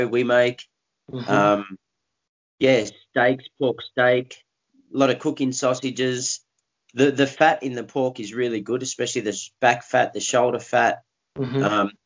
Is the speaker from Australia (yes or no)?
yes; Australia; I'm from Australia, down south